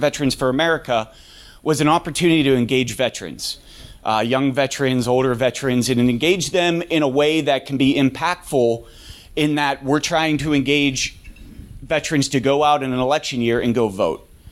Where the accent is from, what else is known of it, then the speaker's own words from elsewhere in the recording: Pittsburgh, Pennsylvania, United States; moved away as an adult; also born or lived in Alaska; I'm originally from Pittsburgh. I wanted to come back to Pittsburgh